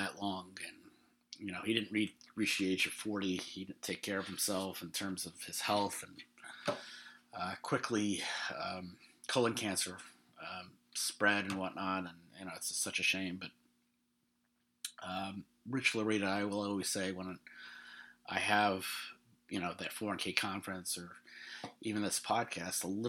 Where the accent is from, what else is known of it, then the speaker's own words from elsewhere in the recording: New York, United States; I'm from New York